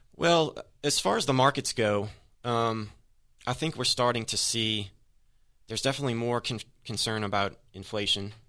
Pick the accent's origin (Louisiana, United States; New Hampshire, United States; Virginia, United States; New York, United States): Louisiana, United States; New Orleans; I'm from New Orleans